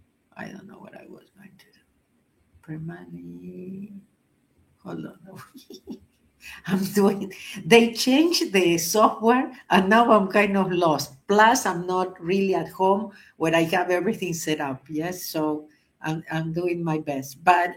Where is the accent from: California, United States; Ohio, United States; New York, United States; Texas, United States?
New York, United States; I am from New York.